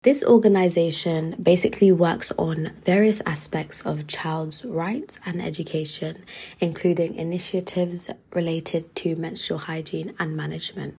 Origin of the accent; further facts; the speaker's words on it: London, United Kingdom; moved away as an adult; now in York, United Kingdom; I've been in London my whole life, like as in from childhood